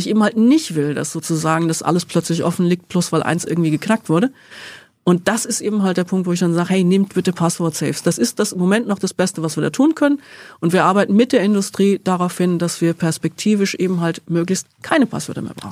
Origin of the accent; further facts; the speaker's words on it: Rhine-Main area, south of Frankfurt, Hesse, Germany; Im Rhein-Main-Gebiet, ähm, aber südlich von Frankfurt